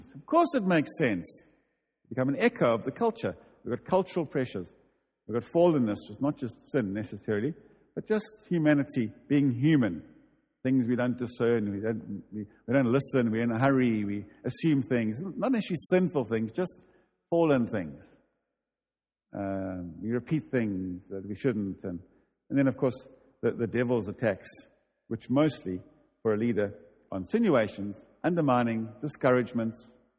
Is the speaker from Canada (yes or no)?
no; United Kingdom; We'll make it. We're British. Calm down.